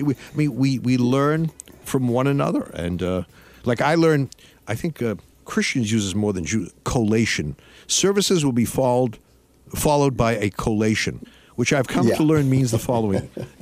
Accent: Massachusetts, United States; I grew up in Massachusetts

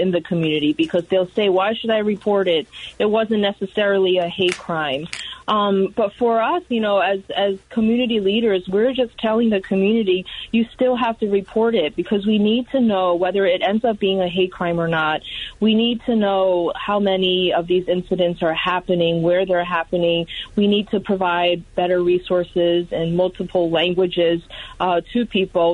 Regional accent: United States; growing up in the United States, I was born and raised here

